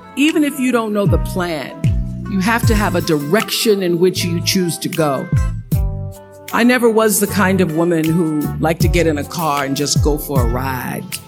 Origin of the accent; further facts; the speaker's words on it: Mississippi, United States; since I was a little girl growing up in Mississippi, being raised on a tiny little acre farm with my grandmother